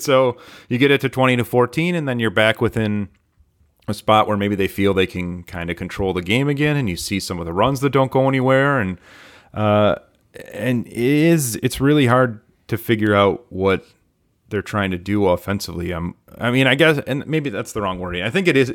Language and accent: English; Michigan, United States; I was born and raised in Michigan